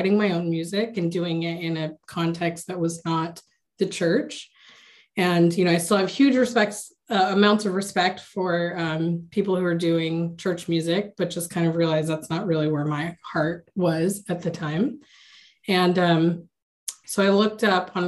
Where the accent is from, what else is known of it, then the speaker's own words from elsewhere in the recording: United States; I was born and raised here in the States